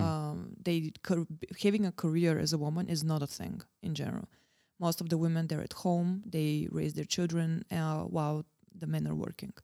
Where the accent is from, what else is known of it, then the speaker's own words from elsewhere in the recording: Varna, Varna Province, Bulgaria; now in Prague, Czech Republic; Born and bred in Bulgaria